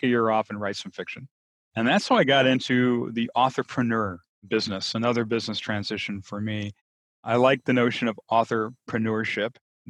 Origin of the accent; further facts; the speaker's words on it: Midwest, United States; moved away as an adult; also born or lived in New Orleans; So I grew up in a very stereotypical Midwest small town, sort of a single industry town, and went to a big township high school and went away because I wanted to get out of that small town desperately from as far back as I can remember.